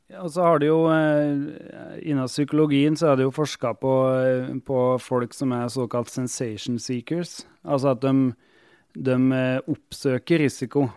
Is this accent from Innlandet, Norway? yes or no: yes; Otta, Innlandet, Norway; also born or lived in Hammerfest, Finnmark; jeg har vært medlem i hjelpekorpset hjemme på Otta i Gudbrandsdalen